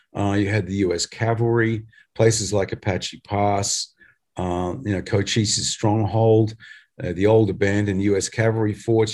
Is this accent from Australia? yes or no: yes; Australia; we're from Australia